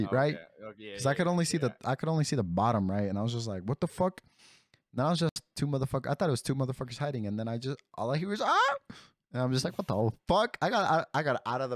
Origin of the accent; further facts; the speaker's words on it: California, United States; also born or lived in Mexico; I'm from California